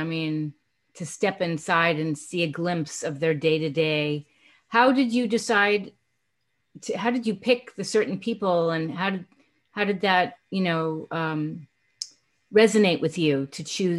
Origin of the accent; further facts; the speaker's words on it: East Coast, United States; I'm from the East Coast.